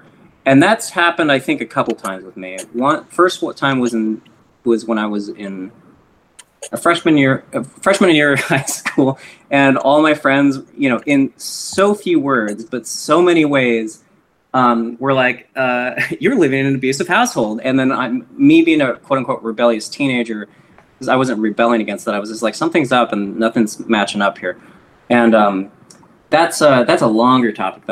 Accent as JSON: {"language": "English", "region": "Eastern Washington", "country": "United States", "tie": "born or raised there", "said": "Kevin and I grew up in Eastern Washington, or as a friend would argue, South Central Washington"}